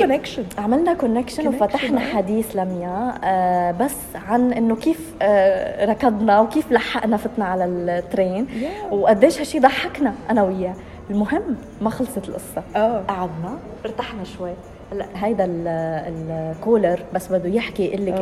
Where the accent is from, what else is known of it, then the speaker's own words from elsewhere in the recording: Lebanon; moved away; انا لبنانيه من لبنان